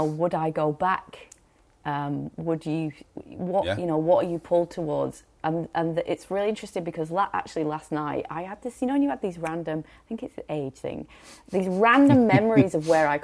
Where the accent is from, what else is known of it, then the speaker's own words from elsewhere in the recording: Rochdale, North West England, United Kingdom; moved away as an adult; now in Queenstown, New Zealand; I was from Rochdale